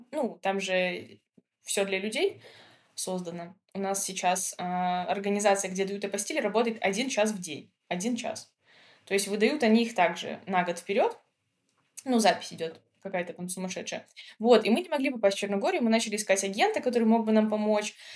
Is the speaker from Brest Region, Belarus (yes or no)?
no; Minsk, Belarus; moved away as an adult; also born or lived in Georgia; now in Montenegro; Мы из Минска, это большой город